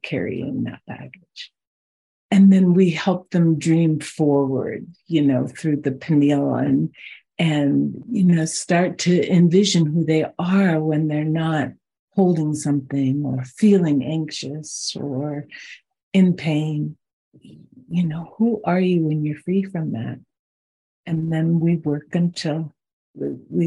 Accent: Boulder, Colorado, United States; also born or lived in South Dakota; I grew up near Boulder, Colorado

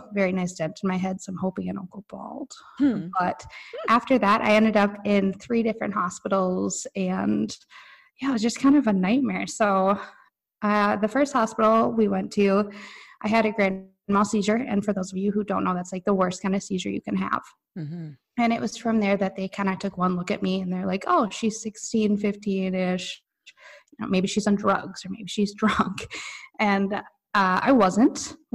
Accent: Stillwater, Minnesota, United States; I grew up in Stillwater, Minnesota

